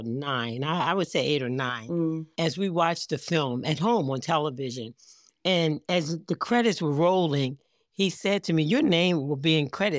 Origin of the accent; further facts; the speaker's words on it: Baltimore, Maryland, United States; I grew up in Baltimore, nice. Maryland. I live outside of Baltimore now in Owings Mills, Maryland, you know, in the county outside. But this is my home.